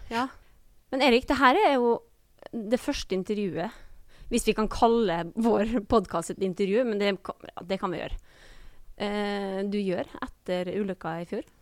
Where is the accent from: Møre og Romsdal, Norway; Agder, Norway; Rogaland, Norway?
Møre og Romsdal, Norway; Molde; accent: Molde dialect; Jeg er jo da frøkna med Molde-dialekt